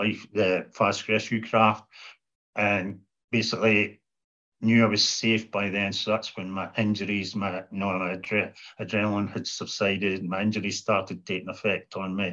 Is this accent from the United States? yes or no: no; half an hour from Aberdeen, Scotland, United Kingdom; hospital in Aberdeen Royal Infirmary, which was only take me half an hour from my hometown